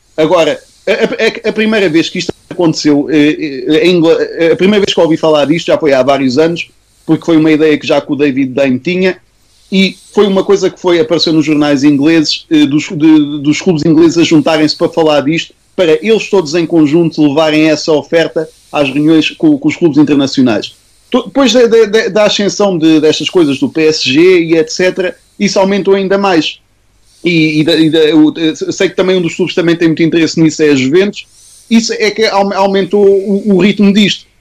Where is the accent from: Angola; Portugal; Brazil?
Portugal; nós somos portugueses